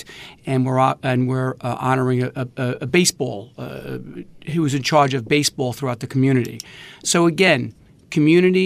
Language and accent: English; New York City, New York, United States; I grew up in Queens